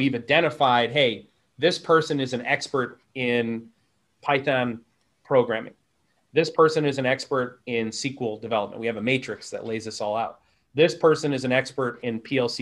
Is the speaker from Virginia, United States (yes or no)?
no; upstate New York, United States; also born or lived in Texas; I'm from Texas, but I grew up in upstate New York.